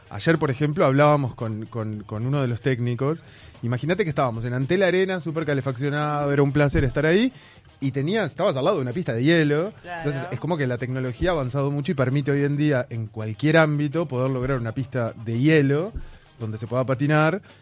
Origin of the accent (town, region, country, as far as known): Uruguay